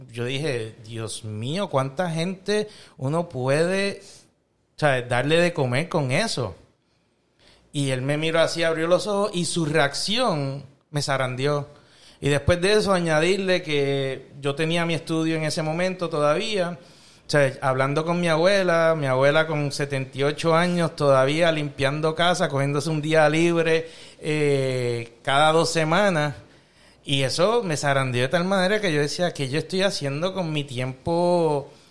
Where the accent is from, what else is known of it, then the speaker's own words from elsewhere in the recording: Chicago, Illinois, United States; yo soy mitad colombiano, mitad boricua, nacido y criado aquí